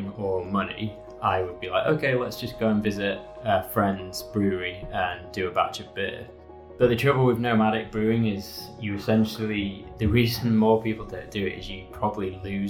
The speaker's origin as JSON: {"language": "English", "town": "Leeds", "region": "Yorkshire and the Humber", "country": "United Kingdom", "moved": "yes", "said": "I'm from Leeds originally"}